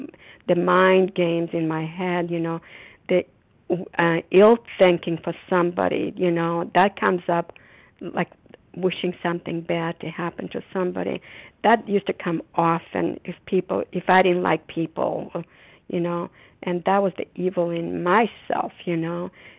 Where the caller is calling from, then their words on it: Massachusetts, United States; recovered compulsive overeater, and I'm calling from Massachusetts.